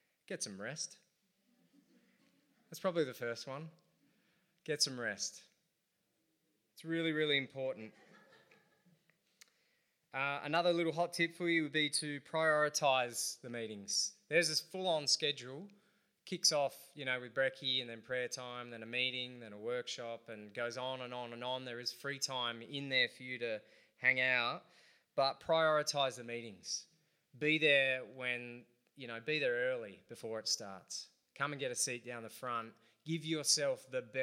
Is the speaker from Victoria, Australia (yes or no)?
no; Central Coast, New South Wales, Australia; also born or lived in Adelaide; I'm from the Central Coast